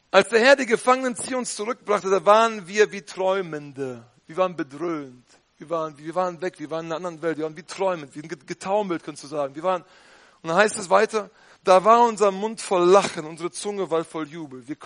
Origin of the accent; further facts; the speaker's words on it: North Rhine-Westphalia, Germany; Man sollte nicht übertreiben, nicht? Als Ostwestfale.